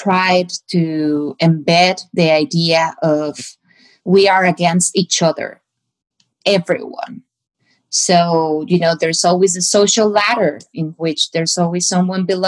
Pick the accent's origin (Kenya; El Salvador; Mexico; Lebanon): Mexico; moved away; I'm still a woman and I'm still from Mexico and I still have a quote unquote accent